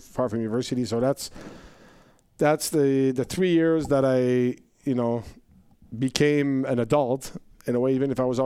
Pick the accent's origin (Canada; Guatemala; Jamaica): Canada; I'm Canadian